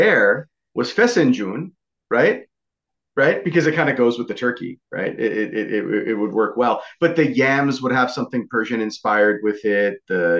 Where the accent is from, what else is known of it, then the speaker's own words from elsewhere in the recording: Vancouver, British Columbia, Canada; I'm not from French Canada. First of all, I'm from Vancouver, from British Columbia.